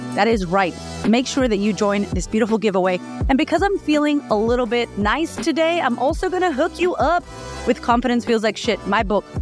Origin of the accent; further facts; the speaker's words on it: Boston, Massachusetts, United States; now in Australia; I grew up in Boston, and I grew up on food stamps, and now I live in Australia